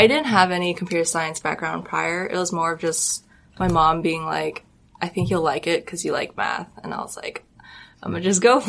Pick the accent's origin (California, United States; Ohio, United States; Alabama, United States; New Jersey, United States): California, United States; Arcadia; I'm from Arcadia.